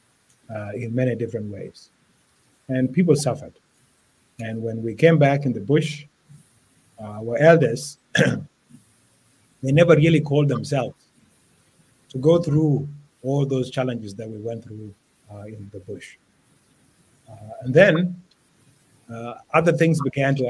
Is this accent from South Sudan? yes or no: yes; South Sudan; I'm from Twitch